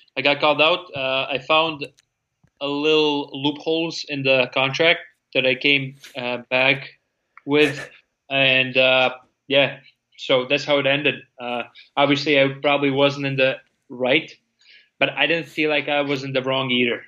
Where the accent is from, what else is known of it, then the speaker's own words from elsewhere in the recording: Latvia; English is a second language; moved away as an adult; now in United States; even though I'm from Latvia, living in America